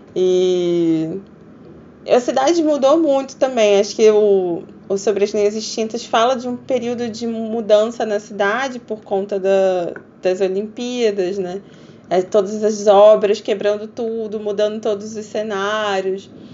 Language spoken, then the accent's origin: Portuguese; Rio de Janeiro, Brazil; eu sou do Rio de Janeiro